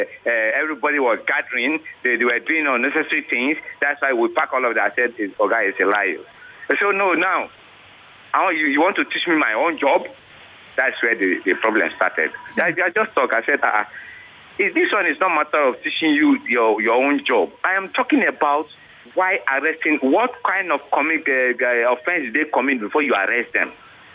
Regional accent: Nigeria; I said, I am a Nigerian. I'm a Nigerian.

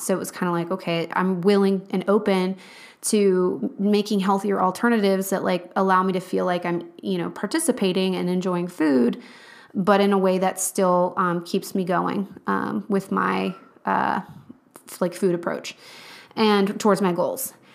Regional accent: Charlottesville, Virginia, United States; moved away; I'm from Charlottesville, Virginia

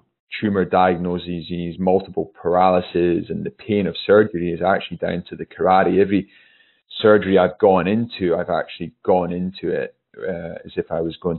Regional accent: Newtonmore, Scotland, United Kingdom; I grew up in the Highlands of Scotland.

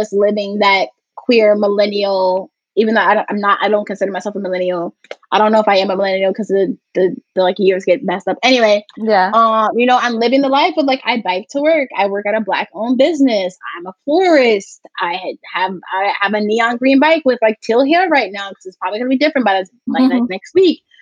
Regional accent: New Jersey, United States; moved away as an adult; now in New York, United States; I moved to New York to not be in the house. I'm from New Jersey.

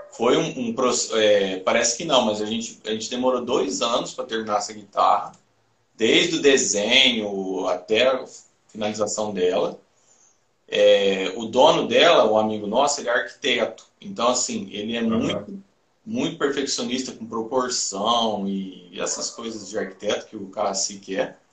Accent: Minas Gerais, Brazil; aqui nós somos mineiros

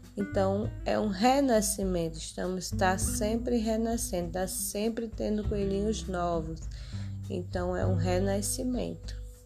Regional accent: Açu, Rio Grande do Norte, Brazil; eu sou de Açu, Rio Grande do Norte

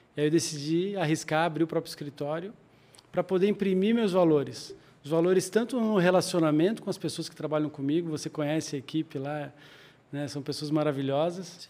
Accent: Joinville, Santa Catarina, Brazil; moved away as an adult; also born or lived in Campinas; now in São Paulo, Brazil; eu sou de Joinville, de Santa Catarina

